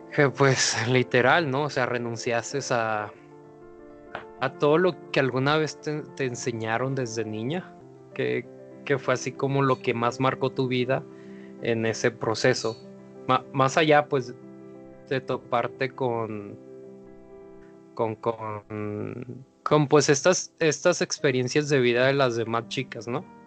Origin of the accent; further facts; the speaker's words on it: Mazatlán, Sinaloa, Mexico; Como embajador de la cultura mazatleca